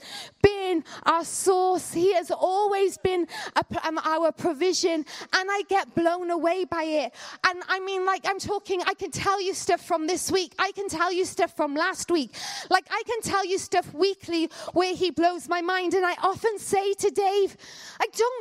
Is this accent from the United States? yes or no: no; Canada; now in United Kingdom; I grew up in Canada